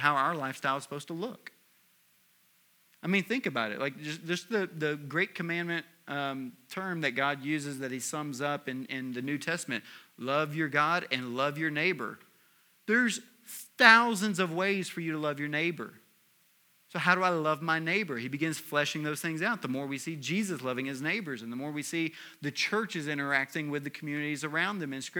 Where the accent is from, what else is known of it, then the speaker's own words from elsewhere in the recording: Tennessee, United States; I'm also from Tennessee